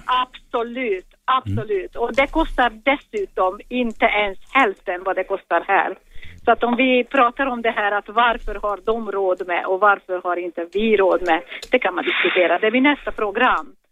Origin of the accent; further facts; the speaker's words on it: Budapest, Hungary; Swedish is a second language; now in Sweden; jag är inte svensk, jag kommer ifrån Ungern, från Budapest ursprungligen